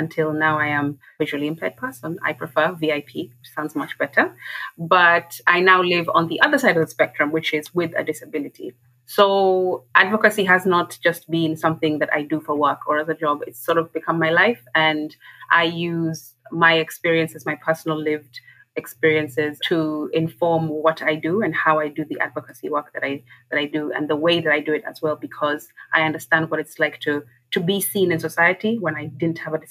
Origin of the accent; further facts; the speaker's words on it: Kenya; I'm from Kenya